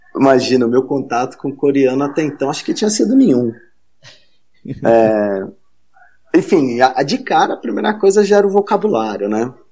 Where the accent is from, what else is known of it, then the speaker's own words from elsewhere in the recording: Rio de Janeiro, Brazil; moved away; eu sou carioca, né? Eu morava no Rio na época